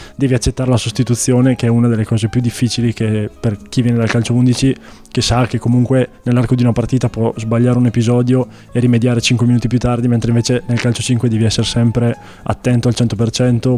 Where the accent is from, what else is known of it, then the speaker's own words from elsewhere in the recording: Castiglione delle Stiviere, Lombardy, Italy; moved away as an adult; now in Trento, Italy; Castiglione delle Stiviere in realtà, ma dico Desenzano perché è più conosciuta.